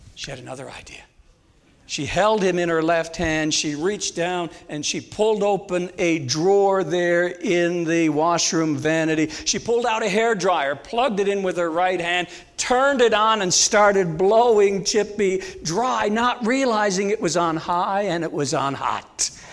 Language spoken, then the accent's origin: English; St. John's, Newfoundland and Labrador, Canada; moved away; also born or lived in Langley; I'm originally from St. John's, Newfoundland, the most easterly point in all of North America